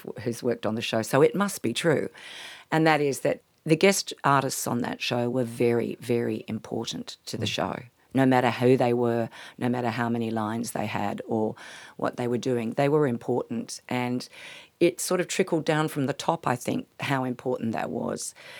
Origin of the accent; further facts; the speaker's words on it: Palo Alto, California, United States; now in Australia; when I was growing up in Palo Alto, it turned out that Joan Baez actually went to the same school that I went